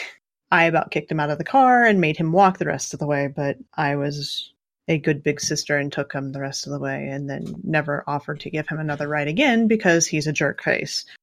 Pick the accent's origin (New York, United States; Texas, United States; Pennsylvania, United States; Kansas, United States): Kansas, United States; I grew up in Kansas. I grew up in the, the frickin' country